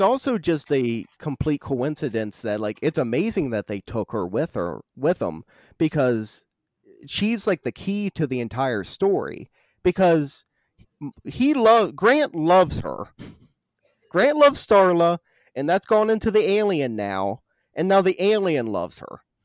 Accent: West Virginia, United States; I grew up in West Virginia, fucking wrong turn country

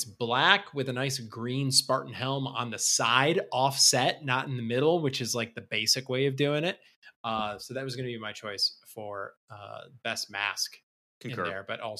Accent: Westland, Michigan, United States; I'm from Westland, Michigan. I grew up in Westland, Michigan.

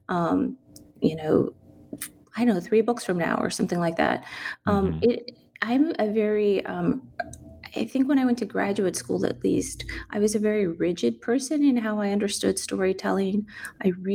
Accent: San Antonio, Texas, United States; moved away; Growing up in San Antonio

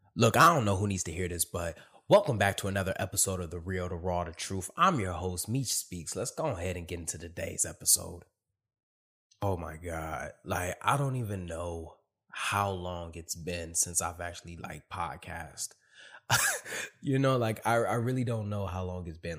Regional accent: Michigan, United States; moved away as an adult; also born or lived in California; now in Virginia, United States; I'm from Michigan

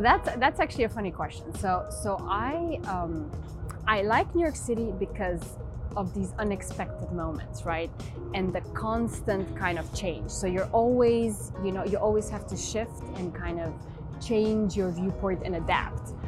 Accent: Transylvania, Romania; moved away; I was born in Romania, in Transylvania, in the, in the mountains

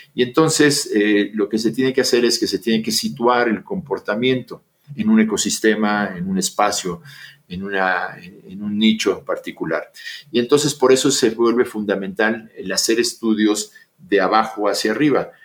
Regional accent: Mexico; also born or lived in Austin, Texas; regresé a México, en donde soy profesor de la Facultad de Psicología de la Universidad Nacional Autónoma de México

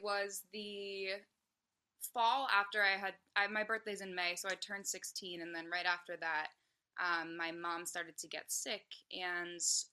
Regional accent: Hopkinton, Massachusetts, United States; also born or lived in Abington, Massachusetts / Nashville; I grew up in Hopkinton, Massachusetts. I now live 30 minutes south of Boston in Abington

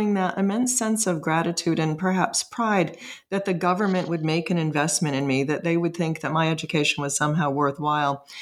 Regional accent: northeastern Connecticut, United States; I grew up in a small town in northeastern Connecticut.

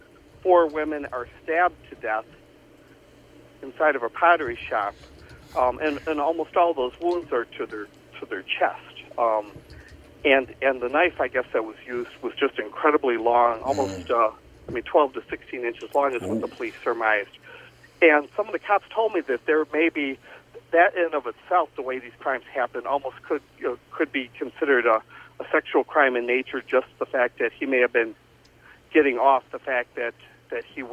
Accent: Joliet, Illinois, United States; about five or six houses up the street from where I grew up in Joliet.

